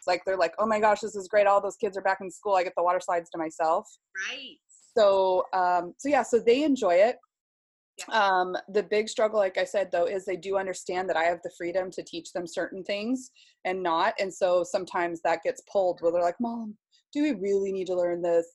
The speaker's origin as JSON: {"language": "English", "town": "Seattle", "region": "Washington", "country": "United States", "tie": "born or raised there", "said": "I was raised in Seattle, um, about just 10 minutes, 15 minutes south of the Space Needle"}